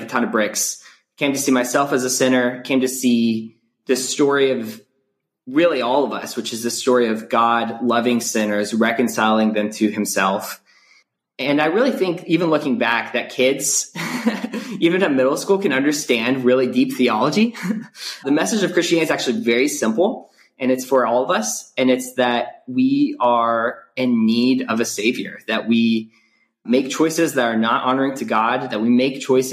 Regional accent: Atlanta, Georgia, United States; I grew up in the Atlanta area in a suburb of Atlanta.

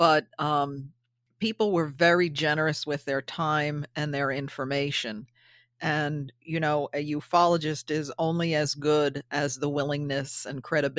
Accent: New York, United States; I lived it. I'm born and raised in the Hudson Valley. And as a child, I remember hearing all these stories.

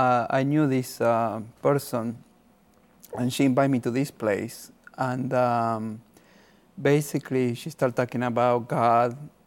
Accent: Argentina; moved away; I'm from Argentina.

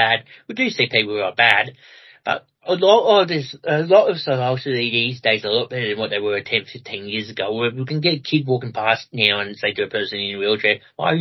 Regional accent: Melbourne, Victoria, Australia; now in Ballarat, Australia; I come from Ballarat personally myself at the moment and grew up in Melbourne

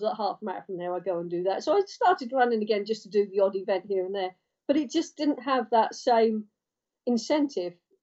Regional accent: Cambridge, East of England, United Kingdom; I come from Cambridge and used to bike to school, bike home

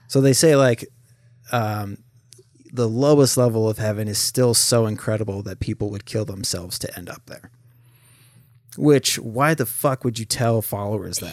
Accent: St. Helens, Oregon, United States; we grew up in Oregon

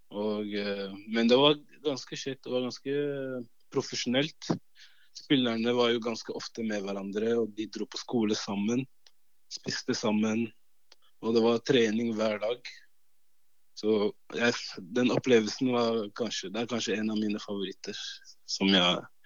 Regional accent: Oslo, Norway; Norwegian is a second language; also born or lived in Cameroon; Da måtte jeg gå på sånn eh, mottaksklasse i ett år for å lære meg norsk. Før jeg starta på fjerde klasse. Da starta jeg på Romsås. Og eh, det er jo Groruddalen

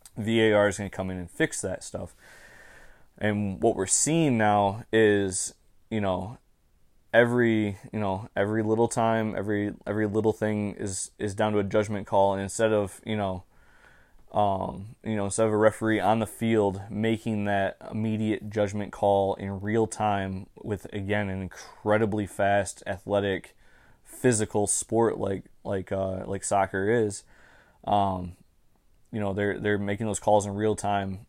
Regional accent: Michigan, United States; I'm from the state of Michigan.

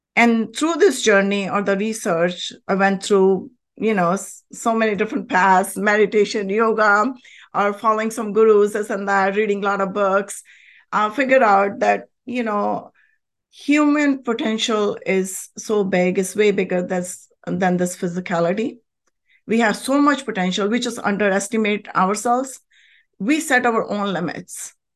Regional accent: India; moved away as an adult; now in United States; I was born and raised in a very, very spiritual country, India

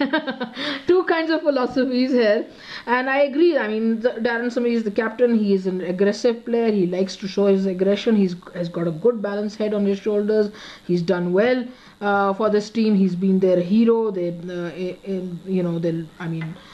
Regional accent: Peshawar, Khyber Pakhtunkhwa, Pakistan; we are from Peshawar

